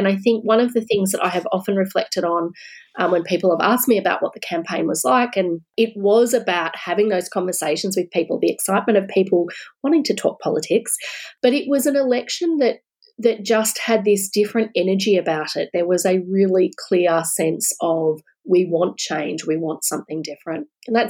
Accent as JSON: {"language": "English", "country": "Australia", "said": "a sense of pride again, actually, about being an Australian."}